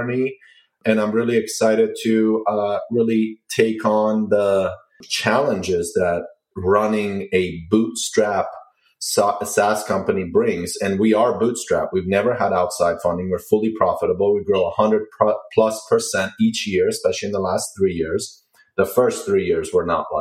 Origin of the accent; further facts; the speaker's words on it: Maryland, United States; moved away as an adult; now in Washington, D.C., United States; I grew up pretty much in Maryland. I live in the city now in Washington, D.C.